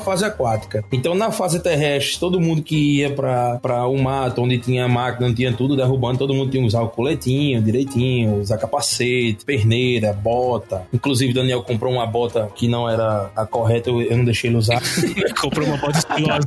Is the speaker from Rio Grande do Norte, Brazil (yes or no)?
yes; Natal, Rio Grande do Norte, Brazil; nós somos do Nordeste